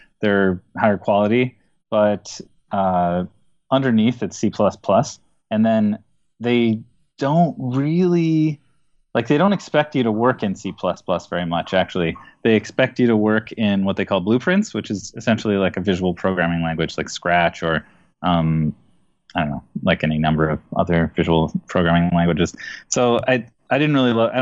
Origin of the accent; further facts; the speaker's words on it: Minneapolis, Minnesota, United States; I hail from Minneapolis, Minnesota